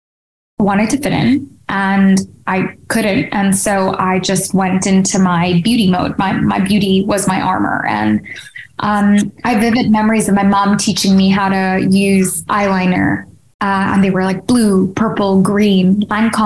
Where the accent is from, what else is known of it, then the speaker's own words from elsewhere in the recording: Hong Kong; now in United Kingdom; Growing up in Hong Kong